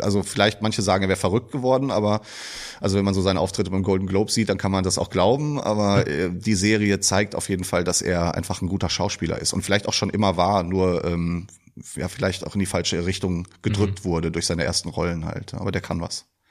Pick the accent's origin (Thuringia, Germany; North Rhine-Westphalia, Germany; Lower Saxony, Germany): North Rhine-Westphalia, Germany; Iserlohn; moved away as an adult; now in Dortmund, Germany; Mein ehemaliger Wohnort, würde ich eher sagen, ist Iserlohn. Ich komme aus dem Sauerland.